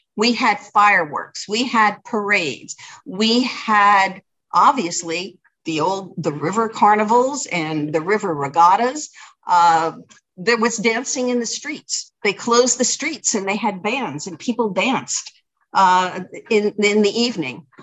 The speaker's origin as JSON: {"language": "English", "town": "Elizabeth", "region": "New Jersey", "country": "United States", "tie": "born or raised there", "moved": "yes", "lives_now": "Cranford, United States", "said": "I grew up in Elizabeth and I have only lived in Cranford for 35 years"}